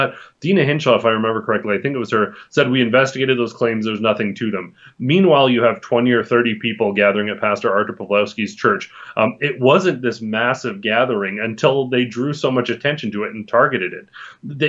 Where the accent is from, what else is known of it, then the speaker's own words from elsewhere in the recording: Canada; we as a Canadian society